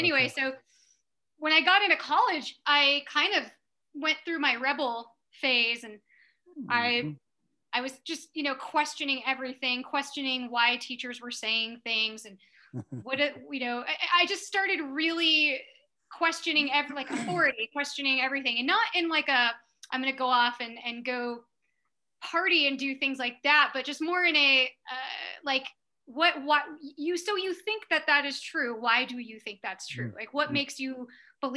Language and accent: English; San Diego, California, United States; moved away as an adult; also born or lived in Carmel, California / Texas; now in Boulder, United States; Born and raised in Southern California. Grew up surfing in San Diego